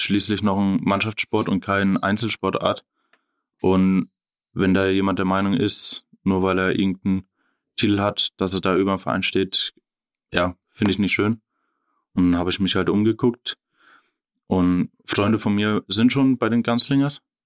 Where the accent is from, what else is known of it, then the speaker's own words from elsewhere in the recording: Oerlenbach, Bavaria, Germany; also born or lived in Ebenhausen; Erlenbach, ja, da bin ich dann ab der Jugend quasi groß geworden bis, ich, bis jetzt.